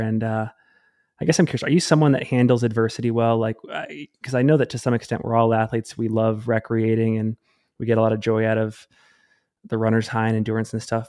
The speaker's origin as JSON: {"language": "English", "town": "Salt Lake City", "region": "Utah", "country": "United States", "tie": "born or raised there", "said": "my hometown, Salt Lake City, Utah"}